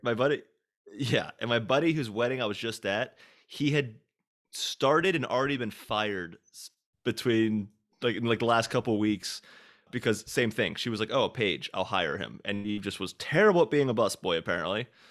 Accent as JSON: {"language": "English", "town": "Hagerstown", "region": "Maryland", "country": "United States", "tie": "born or raised there", "also_born_or_lived": "Boston / New York", "moved": "yes", "lives_now": "Nashville, United States", "said": "back in my hometown of Maryland"}